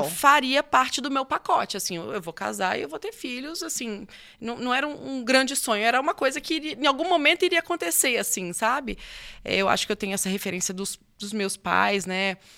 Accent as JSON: {"language": "Portuguese", "town": "Nanuque", "region": "Minas Gerais", "country": "Brazil", "tie": "born or raised there", "also_born_or_lived": "Espírito Santo", "moved": "yes", "said": "Eu sou de Nanuque, Minas Gerais. É, na verdade, eu sou capixaba. E, mas aí cresci em Nanuque"}